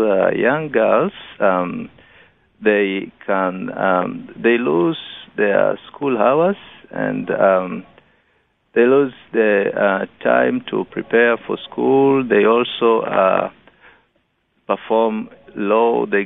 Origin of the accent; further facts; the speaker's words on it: Rorya district, Mara, Tanzania; where I'm coming from Rorya district, and Rorya is found in the northern part of Tanzania